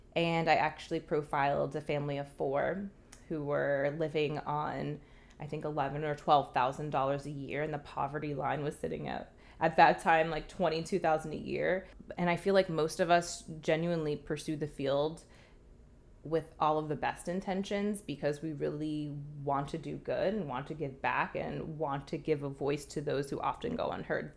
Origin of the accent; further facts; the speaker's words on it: New Jersey, United States; moved away as an adult; also born or lived in Coral Gables, Florida / Montgomery, Alabama / London; originally from New Jersey